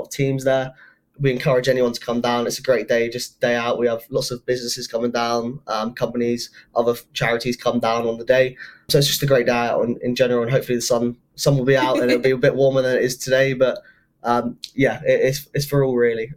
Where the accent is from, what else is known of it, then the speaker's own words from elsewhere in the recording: England, United Kingdom; I'm English, but my dad's got Scottish in him as well.